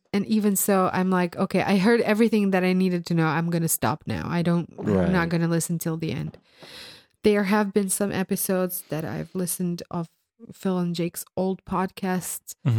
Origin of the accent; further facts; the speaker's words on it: Croatia; English is a second language; I'm from the land of Croatia.